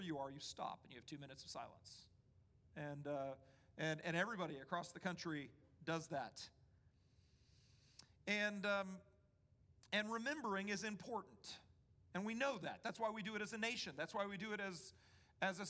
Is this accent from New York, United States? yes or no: no; D.C., Northern Virginia, United States; moved away; also born or lived in Mississippi; I grew up in Washington, D.C., right outside of Washington, D.C. in Northern Virginia